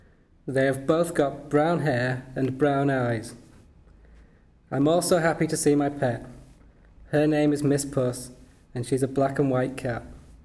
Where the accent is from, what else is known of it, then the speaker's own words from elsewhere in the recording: Newcastle upon Tyne, North East England, United Kingdom; moved away as an adult; now in France; My home is in Newcastle.